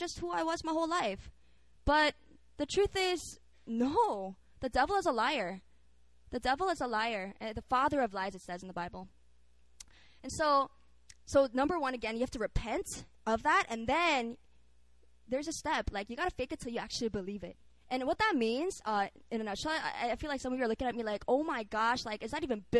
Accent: Philippines; now in South Korea; I grew up in the Philippines

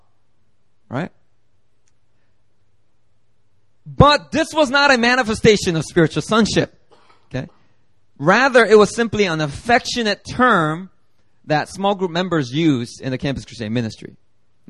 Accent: Philadelphia, Pennsylvania, United States; moved away; back in Philadelphia when I grew up in Philly

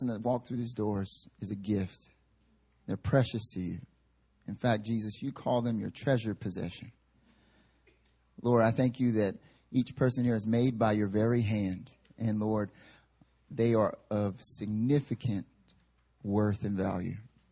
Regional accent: the South, United States; now in Seoul, South Korea; Growing up in the South

